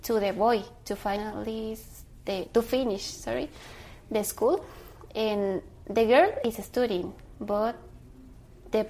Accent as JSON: {"language": "English", "town": "Cobán", "region": "Alta Verapaz", "country": "Guatemala", "tie": "born or raised there", "said": "I was born in Guatemala, exactly in Coban, Alta Verapaz. I live with my parents"}